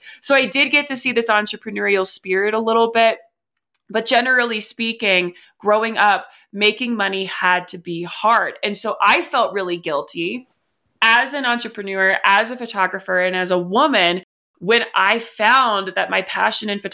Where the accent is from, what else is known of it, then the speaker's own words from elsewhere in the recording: West Virginia, United States; now in Colorado, United States; growing up in West Virginia, it is the fifth poorest state. I then moved to Colorado